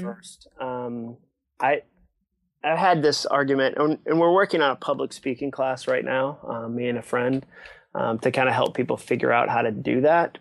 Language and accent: English; Massachusetts, United States; also born or lived in Ipswich, Massachusetts / Hudson, Massachusetts; I grew up in Massachusetts